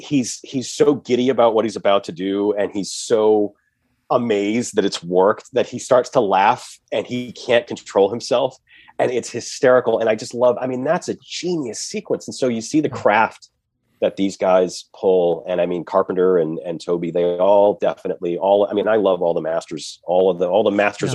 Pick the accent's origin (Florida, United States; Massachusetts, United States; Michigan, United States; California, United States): Massachusetts, United States; I'm an East Coast kid. I'm from Massachusetts